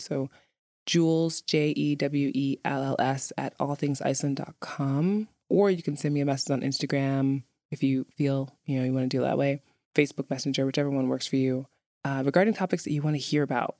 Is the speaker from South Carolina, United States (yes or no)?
no; New York City, New York, United States; moved away as an adult; now in Reykjavik, Iceland; where I'm from in, in New York City. I'm from Brooklyn